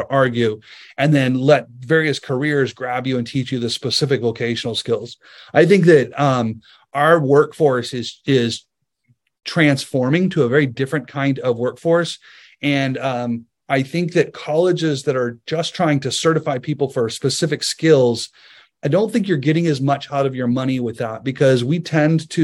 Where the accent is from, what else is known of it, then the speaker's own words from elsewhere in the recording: United States; as an American